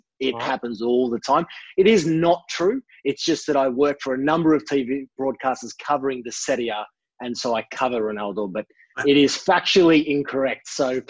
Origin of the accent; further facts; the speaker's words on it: Melbourne, Victoria, Australia; also born or lived in Sicily; now in Milan, Italy; My family are from Sicily, the south of Italy. I come from a family with the support across the board, absolutely across the board. Obviously, I was born in Melbourne